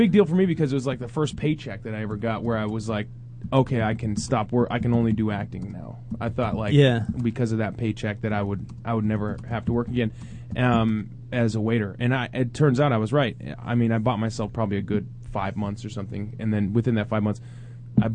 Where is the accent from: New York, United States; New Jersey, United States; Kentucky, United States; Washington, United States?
Washington, United States; Seattle; moved away; also born or lived in Maui; I'm from Seattle, but I was in Maui.